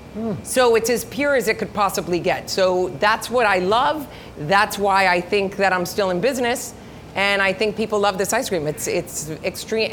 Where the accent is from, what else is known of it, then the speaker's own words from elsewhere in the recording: Miami, Florida, United States; we're Cuban. My, my parents are Cuban. My grandparents are Cuban. I was born here in Miami. I went to school. Um, actually, my first uh, school was a preschool right where the Marlin Stadium ah. is